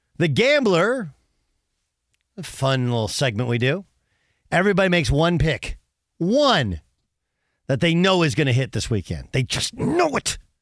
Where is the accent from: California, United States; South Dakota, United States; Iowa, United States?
California, United States; Orange; When I was a kid growing up in Orange, California